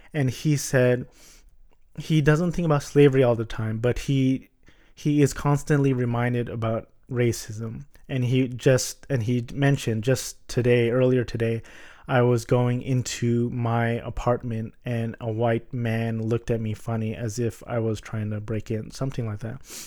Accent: Orange County, California, United States; I'm a Filipino American and I was born in the States. Um, I went to Catholic private elementary and Catholic private high school in Orange County

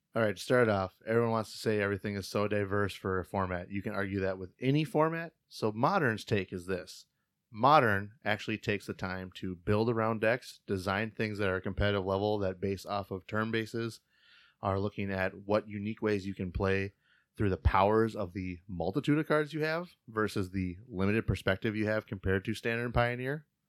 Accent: Fargo, North Dakota, United States; We're both from Fargo area.

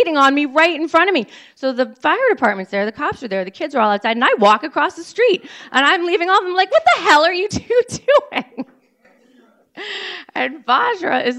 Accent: Cambridge, Massachusetts, United States; I grew up in Cambridge, Mass

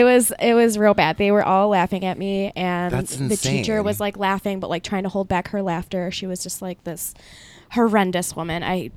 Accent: Waterford, United States; born or raised there; first language Spanish; English is a second language; also born or lived in Peru

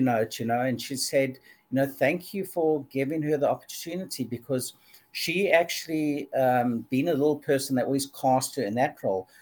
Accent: Durban, KwaZulu-Natal, South Africa; I grew up in in Durban, South Africa

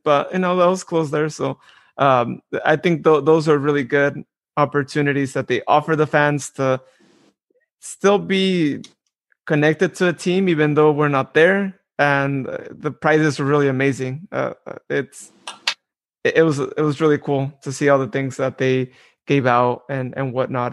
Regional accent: Modesto, California, United States; I'm from Modesto.

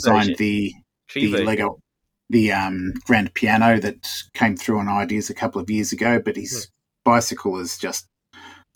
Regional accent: Australia

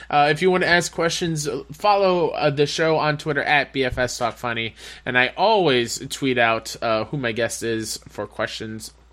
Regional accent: Canada; Like, oh, I, am I'm, I'm Canadian.

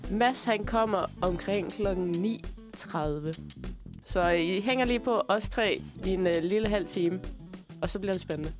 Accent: Tønder, Southern Denmark, Denmark; moved away; jeg er jo øh, fra Tønder oprindeligt

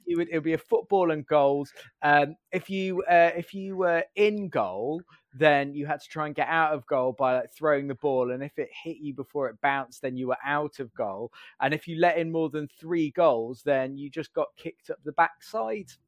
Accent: Staffordshire, West Midlands, United Kingdom; I grew up in, uh, Staffordshire in the Midlands.

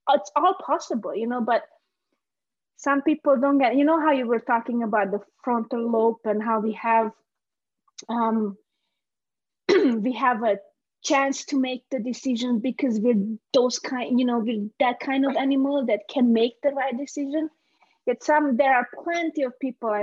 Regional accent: Hungary; English is a second language; also born or lived in Romania / Transylvania; now in United States; I was born in Romania, but we moved to Hungary after the revolution, the 89 revolution

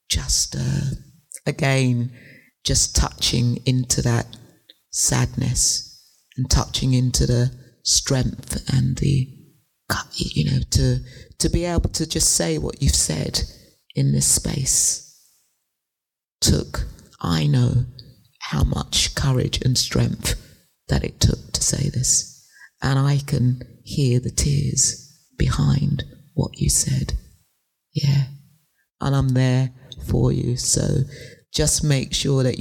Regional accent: England, United Kingdom; moved away; I grew up in England

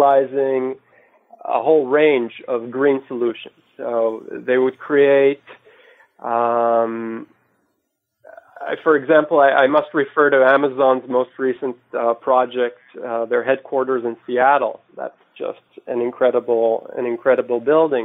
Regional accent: Israel; moved away as an adult; also born or lived in Georgia, United States; now in New York, United States; Originally born and raised in Israel, I moved to the States in 2002

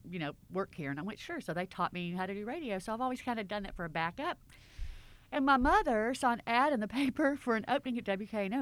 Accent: Clarksdale, Mississippi, United States; now in Memphis, United States; I'm from Clarksdale, Mississippi

